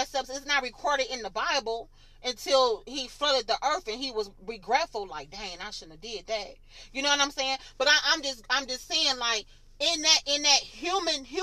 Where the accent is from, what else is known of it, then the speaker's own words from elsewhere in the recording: Michigan, United States; moved away; I'm from Michigan